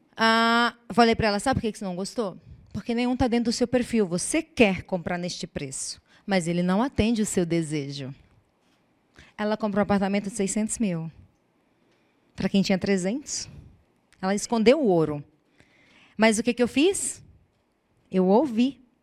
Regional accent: Brazil; nós somos brasileiros.

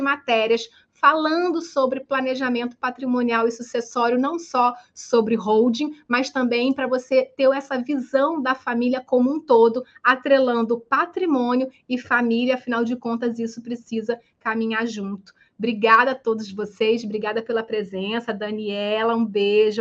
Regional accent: Espírito Santo, Brazil; moved away as an adult; now in Rio de Janeiro, Brazil; sou capixaba do Espírito Santo, mas moro no Rio de Janeiro há mais de 15 anos

